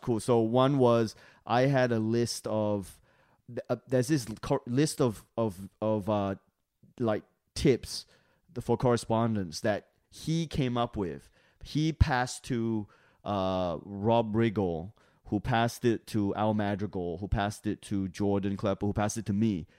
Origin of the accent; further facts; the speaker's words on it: Australia; moved away; I was from Australia